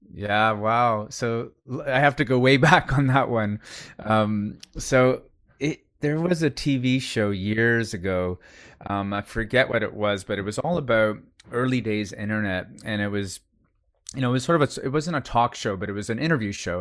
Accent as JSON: {"language": "English", "country": "Canada", "tie": "born or raised there", "moved": "yes", "lives_now": "Singapore", "said": "I'm Canadian, uh, by birth"}